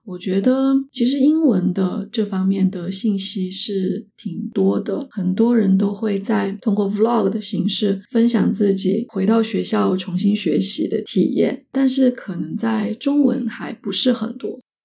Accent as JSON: {"language": "Chinese", "region": "Sichuan-Chongqing area", "country": "China", "tie": "born or raised there", "moved": "yes", "lives_now": "Canada", "said": "在我们家乡川渝地区，包谷就是玉米的意思"}